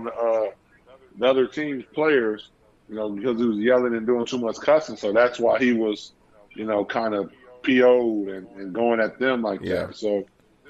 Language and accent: English; Chicago, Illinois, United States; growing up in Chicago